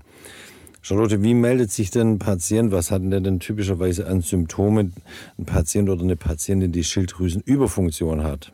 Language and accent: German; Germany; moved away; in den äh, Regionen, wo ich herkomme ursprünglich, so Alb und aus dem Bergland, wo es eben wenig Jod gibt.